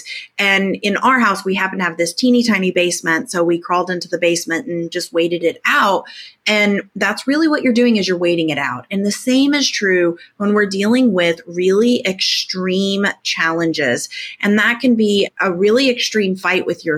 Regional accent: Tornado Alley, United States; now in Little Rock, United States; I grew up in Tornado Alley. I live in Tornado Alley again. We actually just had a tornado rip through Little Rock where I live just recently

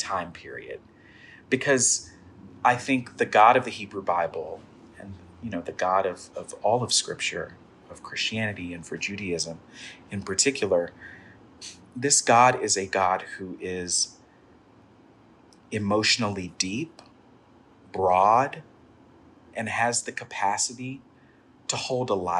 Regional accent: Texas, United States; I'm a Black Southern queer person, and really in my community of origin, my Afro-Baptist church I grew up in Texas

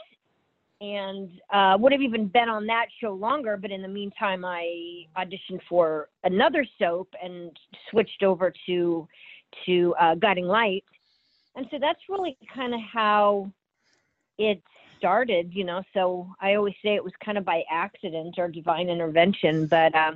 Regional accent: Nebraska, United States; moved away as an adult; also born or lived in Kansas; I was born in Kansas, but I grew up in Nebraska

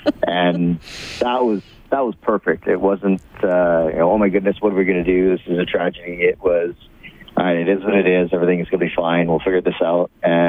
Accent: Lethbridge, Alberta, Canada; also born or lived in Nanton; Yeah, I was born down in Lethbridge

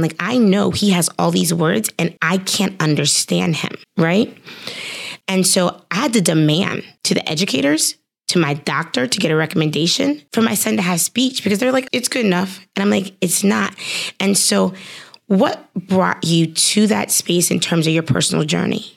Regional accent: Cincinnati, Ohio, United States; Cincinnati, which is my hometown

